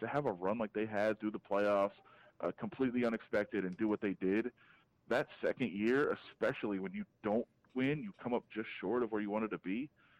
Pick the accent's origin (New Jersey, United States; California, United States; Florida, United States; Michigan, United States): Michigan, United States; Detroit; now in Las Vegas, United States; I'm from Detroit, but all my family's from Buffalo, so that's my, you know, it's kind of my region.